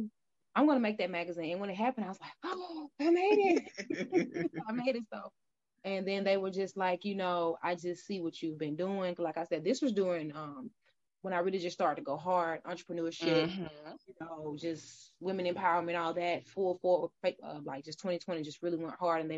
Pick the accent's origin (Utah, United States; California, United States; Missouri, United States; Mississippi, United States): Mississippi, United States; now in Atlanta, United States; I'm from Mississippi